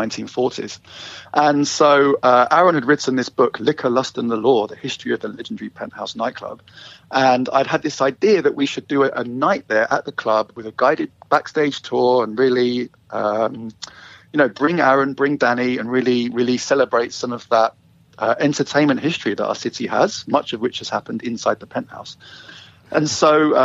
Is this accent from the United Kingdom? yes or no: yes; London, United Kingdom; moved away as an adult; now in Vancouver, Canada; You might hear from my accent, I'm not originally from Vancouver. I am from London, England originally. And I moved here with my wife 10 years ago